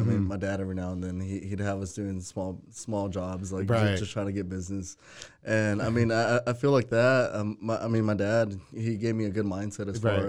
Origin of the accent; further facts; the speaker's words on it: Waco, Texas, United States; also born or lived in California; yeah, I grew up here in Waco.